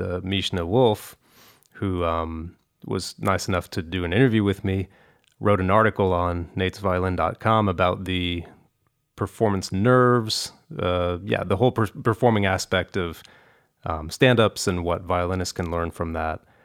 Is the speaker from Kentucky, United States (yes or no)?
yes; Kentucky, United States; I grew up in Kentucky